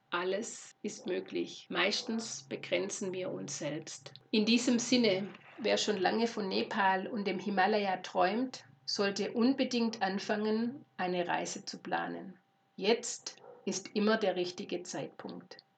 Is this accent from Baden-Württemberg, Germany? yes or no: yes; Lorch, Baden-Württemberg, Germany; Ich bin aufgewachsen in Lorch, einem schwäbischen Ort nahe Stuttgart.